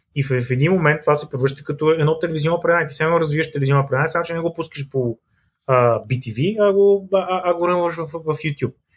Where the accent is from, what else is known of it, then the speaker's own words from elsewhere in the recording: Bulgaria; also born or lived in Sofia; като българи